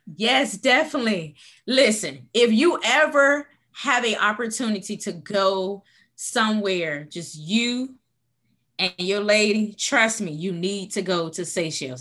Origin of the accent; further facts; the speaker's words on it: Portsmouth, Virginia, United States; moved away as an adult; also born or lived in Washington, D.C.; I am originally from Portsmouth, Virginia